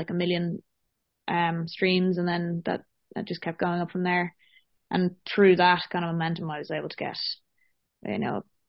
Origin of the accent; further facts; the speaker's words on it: Dublin, Leinster, Ireland; now in London, United Kingdom; I'm from Dublin in Ireland.